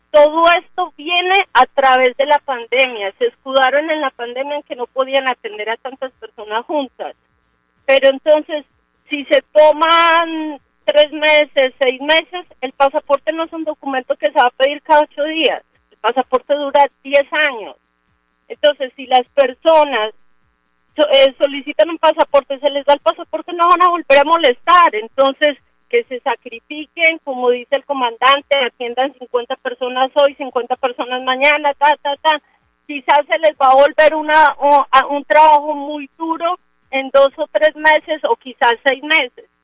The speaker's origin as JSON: {"language": "Spanish", "country": "Colombia", "said": "Qué tristeza que nosotros como colombianos seamos como payasos de los funcionarios de Bogotá"}